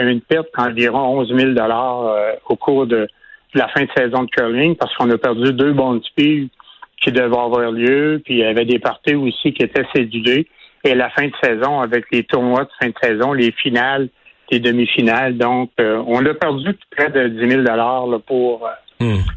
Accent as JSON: {"language": "French", "town": "Quebec City", "region": "Quebec", "country": "Canada", "said": "je viens de Québec"}